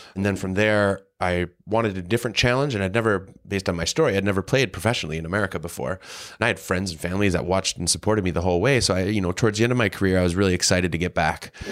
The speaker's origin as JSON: {"language": "English", "town": "Green Bay", "region": "Wisconsin", "country": "United States", "tie": "born or raised there", "said": "I was a kid from Green Bay, Wisconsin. I grew up in a community where there was a professional team"}